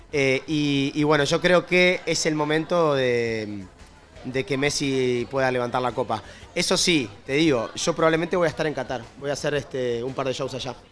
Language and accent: Spanish; Montevideo, Uruguay; De Montevideo, soy de Montevideo, pero ya no soy de ningún lado, porque en, realidad mi trabajo es viajar y cantar